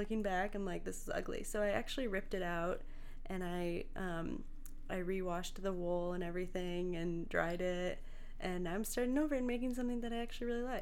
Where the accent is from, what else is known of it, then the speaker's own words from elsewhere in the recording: Indiana, United States; moved away; I'm from Indiana